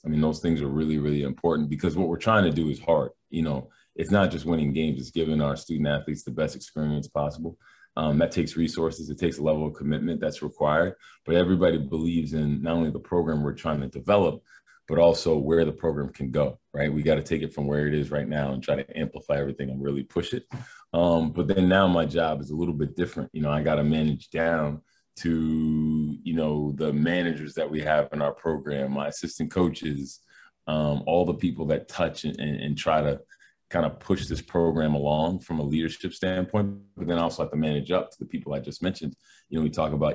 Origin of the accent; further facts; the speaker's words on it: Massachusetts, United States; moved away as an adult; now in Albany, United States; I grew up in Massachusetts